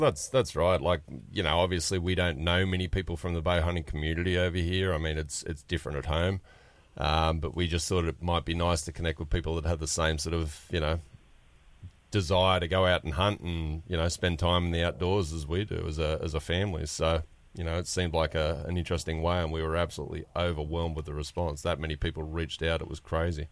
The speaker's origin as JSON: {"language": "English", "region": "New South Wales", "country": "Australia", "said": "we're from a little town about four and a half hours north of Sydney"}